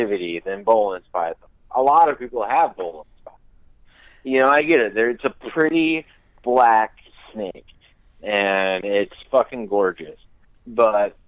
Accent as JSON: {"language": "English", "town": "Park City", "region": "Utah", "country": "United States", "tie": "born or raised there", "said": "I grew up in Park City, Utah"}